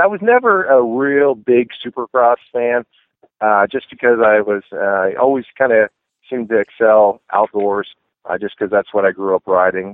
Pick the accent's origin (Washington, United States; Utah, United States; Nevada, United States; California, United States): California, United States; Northern; I grew up in Northern California.